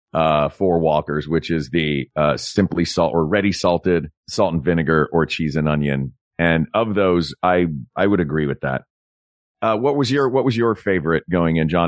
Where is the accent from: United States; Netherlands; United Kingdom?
United States; East Tennessee; I grew up in East Tennessee